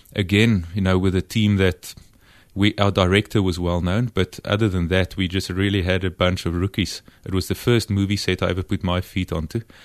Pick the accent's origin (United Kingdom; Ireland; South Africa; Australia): South Africa; Free State; the environment where I grew up in the Free State back then